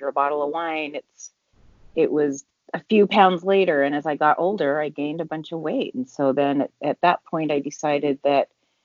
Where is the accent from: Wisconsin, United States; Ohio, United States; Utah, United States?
Utah, United States; Salt Lake City; now in California, United States; I'm originally from Salt Lake City, Utah, which you are there now. I now live in California